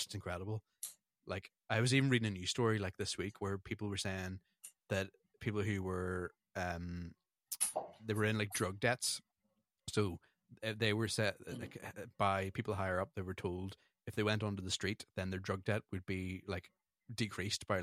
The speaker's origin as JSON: {"language": "English", "region": "Northern Ireland", "country": "United Kingdom", "said": "we're from Northern Ireland and we had British passports"}